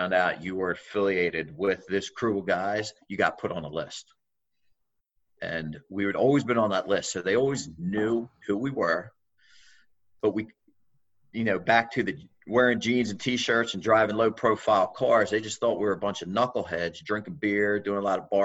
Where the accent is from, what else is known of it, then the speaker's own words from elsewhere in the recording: Wilmington, Delaware, United States; also born or lived in Newark, Delaware; So I grew up around Wilmington in Newark, Delaware